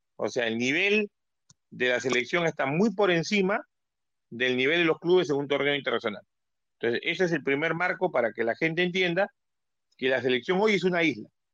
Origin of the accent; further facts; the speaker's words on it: Peru; como peruano